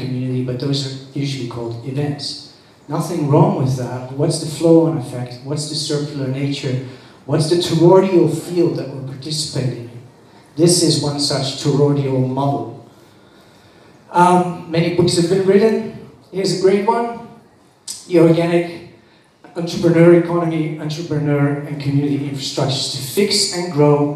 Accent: Netherlands; now in Bali, Indonesia; I was born in the Netherlands

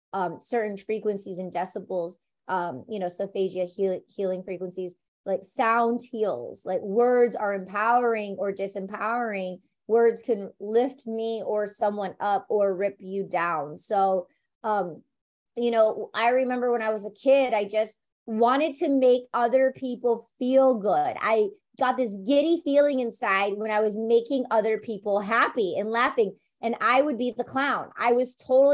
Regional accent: Detroit, Michigan, United States; I'm from Detroit, Michigan

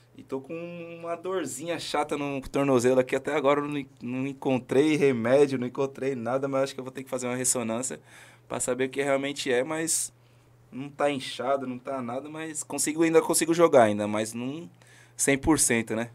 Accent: São Paulo, Brazil; Sou lá da cidade de Tiradentes, Barro Branco da minha comunidade lá que eu amo muito

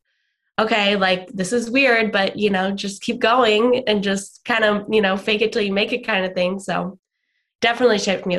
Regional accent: Atlanta, Georgia, United States; born there; also born or lived in Sydney, Australia / New Zealand / California; I was born in Atlanta, Georgia. Then when I was 3, we moved to Sydney, Australia, which is where my parents are originally from.

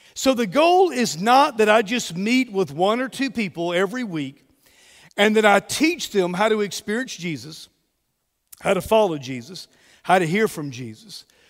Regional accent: Mobile, Alabama, United States; moved away as an adult; also born or lived in Texas / Georgia / Jacksonville, Florida; We are originally from Mobile

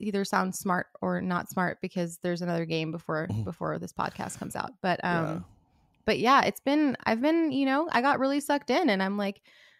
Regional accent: New York City, New York, United States; I mean, I was raised in New York City. I was raised as a Mets fan.

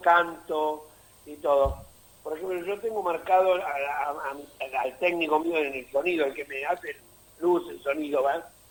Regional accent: Mar del Plata, Buenos Aires Province, Argentina; Mar del Plata, mi ciudad natal

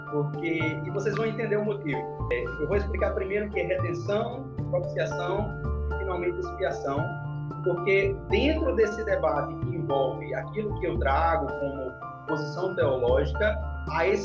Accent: interior of Paraíba, Brazil; now in João Pessoa, Brazil; eu moro em João Pessoa, sou do interior, sou sertanejo, mas moro em João Pessoa, na capital da Paraíba.

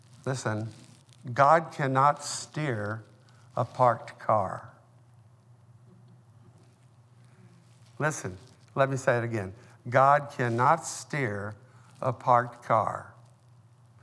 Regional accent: Oklahoma, United States; when I was a boy growing up in Oklahoma

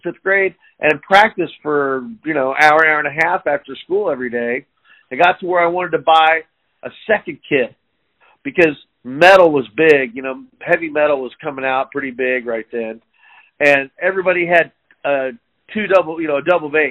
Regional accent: Liberty, Missouri, United States; I'm from Liberty and grew up in Liberty. Still here, actually.

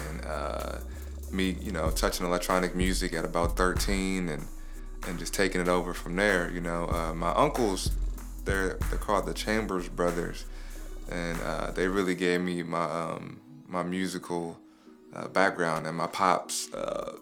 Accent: Los Angeles, California, United States; I'm originally from Leimert Park. That's where I really grew up at.

